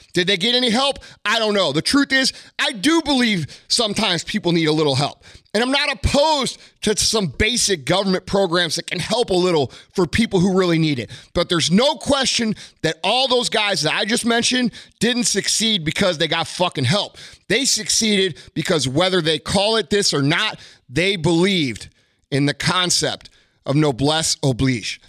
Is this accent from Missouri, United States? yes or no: yes; St. Louis, Missouri, United States; I'm a redneck from South County, Saint Louis.